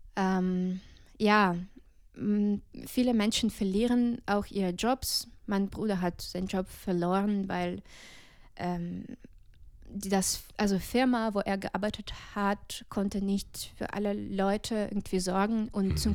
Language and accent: German; Balta, Odesa Oblast, Ukraine; German is a second language; moved away as an adult; now in Dresden, Germany; Ich komme aus der Ukraine, aus einer kleinen Stadt namens Balta, Odessa-Gebiet